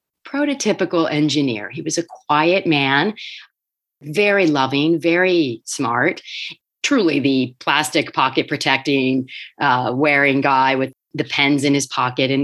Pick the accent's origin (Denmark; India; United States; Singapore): United States; Wilmington, Delaware; I grew up in Wilmington, Delaware